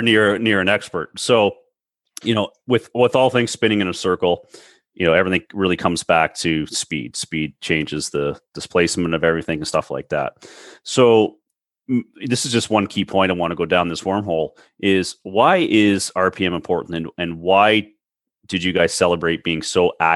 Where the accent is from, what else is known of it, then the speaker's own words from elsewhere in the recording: Toronto, Ontario, Canada; I'm from the Toronto area